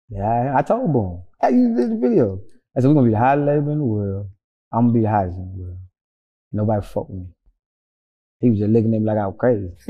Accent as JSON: {"language": "English", "region": "Georgia", "country": "United States", "said": "I'm the only one that was that I'm from Georgia."}